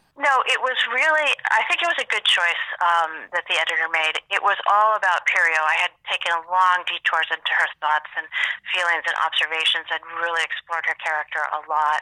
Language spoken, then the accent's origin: English; Boston, Massachusetts, United States; where I grew up here in Boston